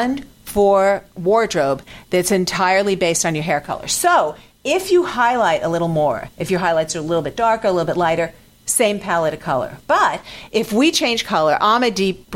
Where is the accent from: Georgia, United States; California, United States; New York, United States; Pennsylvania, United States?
New York, United States; New York City; I grew up in New York City.